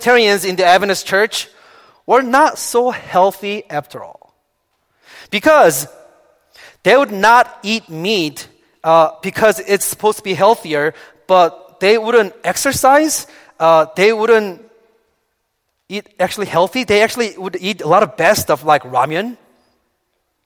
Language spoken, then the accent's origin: English; South Korea; moved away; Growing up in Korea, I was taught not to drink coffee or Coca-Cola.